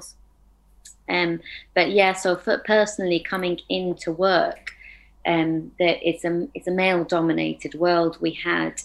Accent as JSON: {"language": "English", "country": "United Kingdom", "tie": "born or raised there", "also_born_or_lived": "Afghanistan", "said": "I moved to the UK, and so I've been brought up in the UK"}